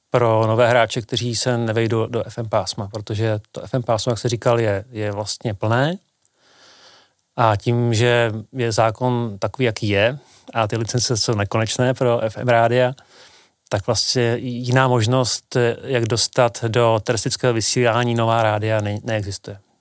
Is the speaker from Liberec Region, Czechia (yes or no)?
no; Pardubice, Pardubice Region, Czechia; v Pardubicích, odkud pocházím